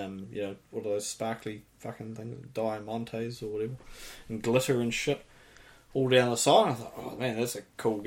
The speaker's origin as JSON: {"language": "English", "country": "New Zealand", "said": "I'm from New Zealand."}